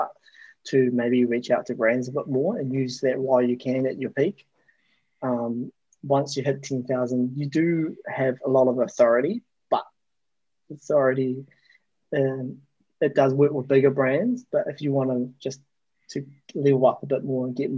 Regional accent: New Zealand; I grew up in New Zealand

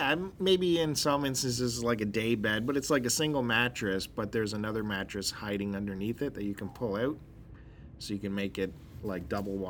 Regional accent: Picton, Ontario, Canada; moved away; we're both from Picton.

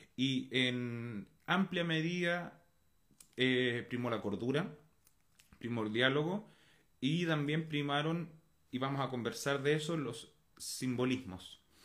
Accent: Chile; como chilenos todos

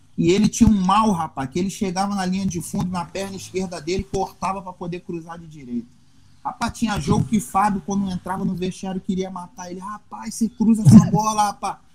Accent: Belford Roxo, Rio de Janeiro, Brazil; moved away as an adult; also born or lived in Indonesia / Malaysia / Oman; now in Macaé, Brazil; Novinho nas ruas de, de Belfor Roxo, eu sou do, do Rio, da Baixada Fluminense

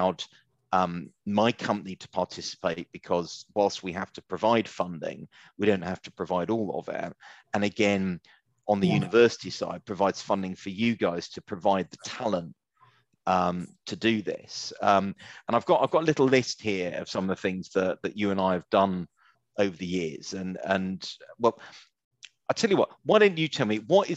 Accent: Romford, London, United Kingdom; I grew up in Romford

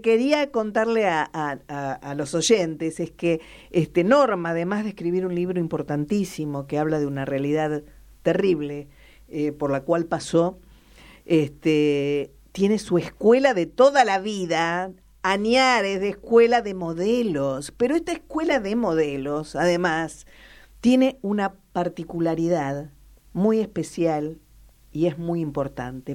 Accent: La Pampa, Argentina; de dónde somos, de La Pampa

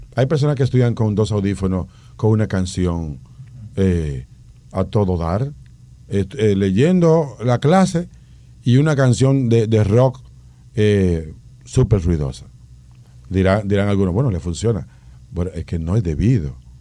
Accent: Dominican Republic; nosotros como dominicanos

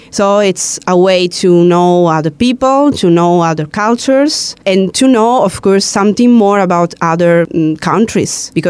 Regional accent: Greece; I'm a Greek girl.

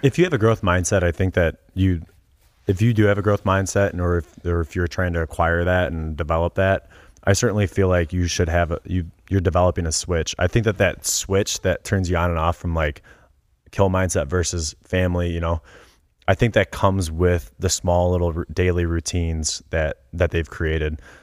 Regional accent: Cleveland, Ohio, United States; I grew up in Cleveland

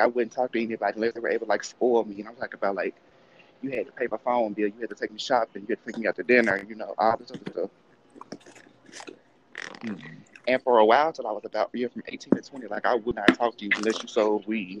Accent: the South, United States; growing up in the South, I mean, black people give me a hard time because they just automatically assume I had it easier

